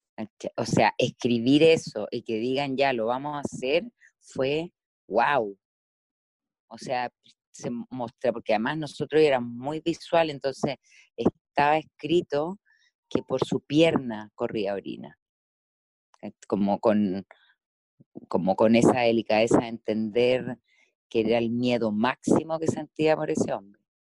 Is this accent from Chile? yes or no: yes; Chile